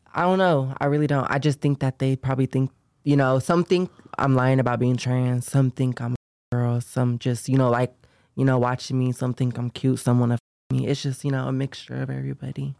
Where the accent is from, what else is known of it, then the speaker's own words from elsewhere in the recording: Sacramento, California, United States; I grew up in, uh, Sacramento, California